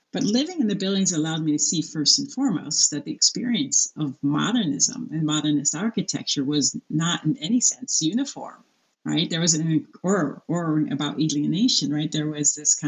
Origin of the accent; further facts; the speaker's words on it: United States; as an American woman